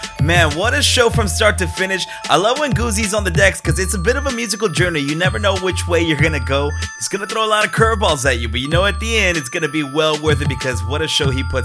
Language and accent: English; San Diego, California, United States; now in Chicago, United States; I'm back home in San Diego.